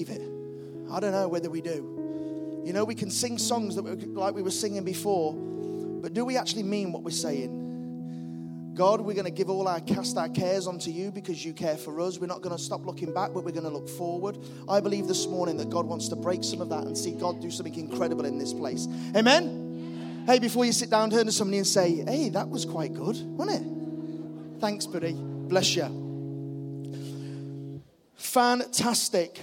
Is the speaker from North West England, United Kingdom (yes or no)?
yes; the Wirral, North West England, United Kingdom; also born or lived in Liverpool; I'm from the Wirral